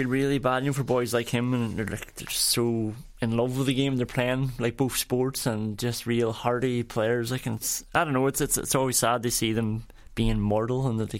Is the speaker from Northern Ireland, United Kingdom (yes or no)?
yes; Derry, Northern Ireland, United Kingdom; now in Dublin, Ireland; I'm from Derry